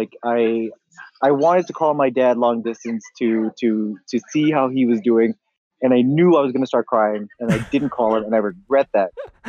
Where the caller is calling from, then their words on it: Akron, Ohio, United States; I am calling you from Akron, Ohio.